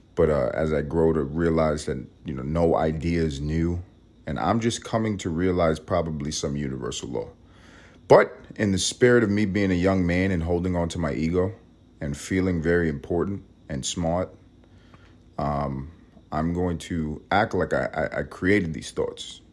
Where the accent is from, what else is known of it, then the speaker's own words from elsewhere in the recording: New York City, New York, United States; moved away as an adult; now in Los Angeles, United States; I'm Puerto Rican. I'm from Harlem